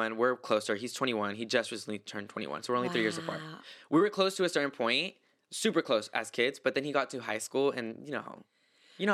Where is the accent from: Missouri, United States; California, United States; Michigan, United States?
California, United States; Visalia; first language Spanish; English is a second language; also born or lived in Fountain Valley, California; I was born in Fountain Valley, but I grew up in the valley. In this valley. Yeah, it's a little town called Visalia.